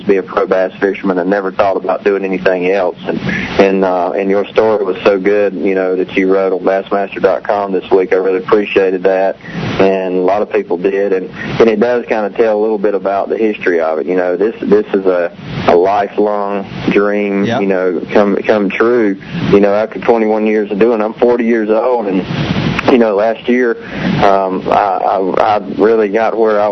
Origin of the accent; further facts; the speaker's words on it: North Carolina, United States; I grew up on Lake Gaston and Bugs Island down there